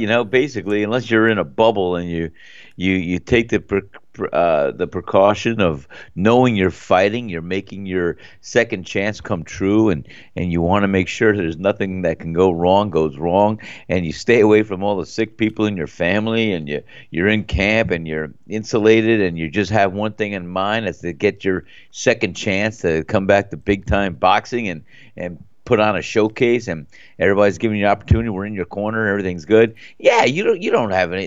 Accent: New Jersey, United States; it's my home state

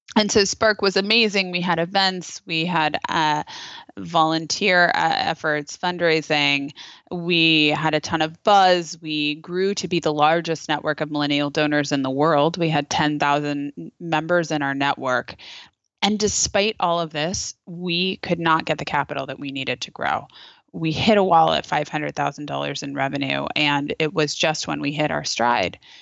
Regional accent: Napa, California, United States; I'm from Napa, where we had, uh, we had, uh, terrible fires that, that destroyed our community

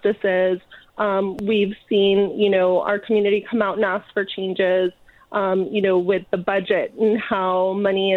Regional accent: Indio, California, United States; I'm from Indio. I went to school here from kindergarten through 12th grade

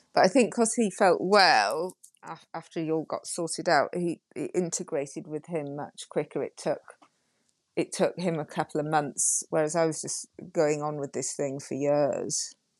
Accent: Yorkshire and the Humber, United Kingdom; I'm from Yorkshire

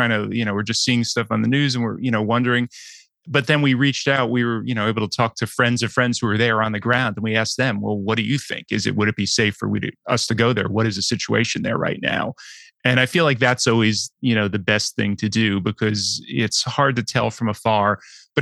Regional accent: United States; as an American

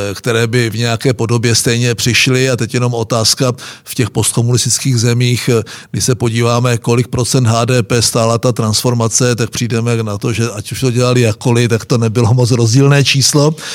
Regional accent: Moravian Wallachia, Czechia; my Valaši

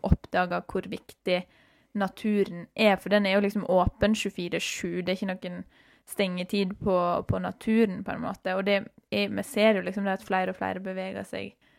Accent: Norway

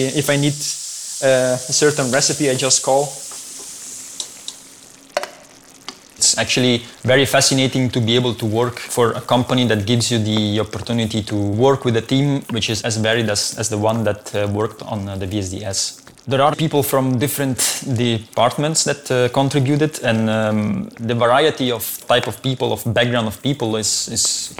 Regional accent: Italy; moved away as an adult; now in Belgium; I'm from Italy, and I moved to Belgium, I think now it's 7 years ago

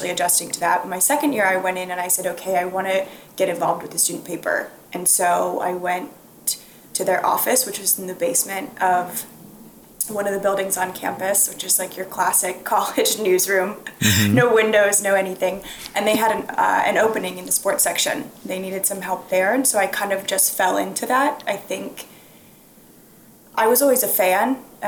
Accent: Washington, District of Columbia, United States; I grew up in the Washington, D.C. area

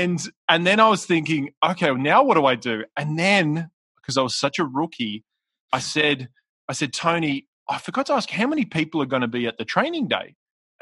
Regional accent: Australia; now in Newport Beach, United States; I'm Australian, which you can probably hear my accent, but I live in Newport Beach in California.

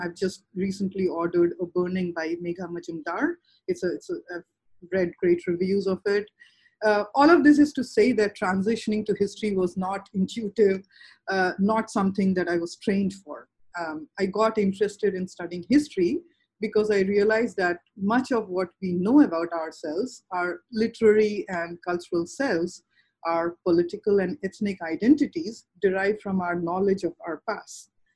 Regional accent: Bhagalpur, Bihar, India; I come from Bhagalpur district in Bihar. I was born and raised there

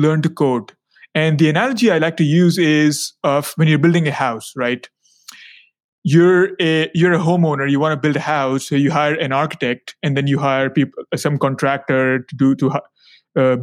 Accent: India; moved away; also born or lived in China / United States; I am originally from India. I got my formal education in India and then China and then the USA

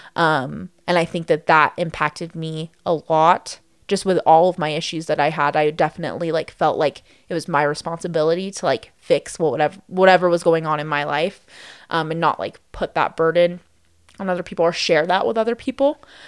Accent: Las Vegas, Nevada, United States; also born or lived in Henderson, Nevada; growing up in Las Vegas

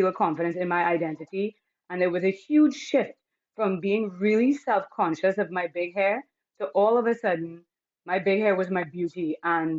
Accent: Trinidad & Tobago; moved away as an adult; now in Toronto, Canada; I'm coming from Trinidad and Tobago, where we are, you know, we're called the Rainbow Island because we have so many different races and so many different cultures and, you know, a mix of all

